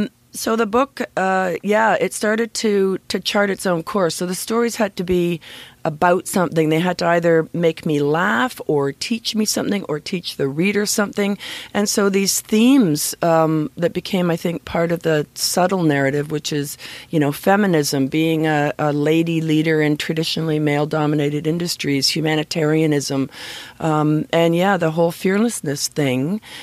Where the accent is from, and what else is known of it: Scarborough, Ontario, Canada; born or raised there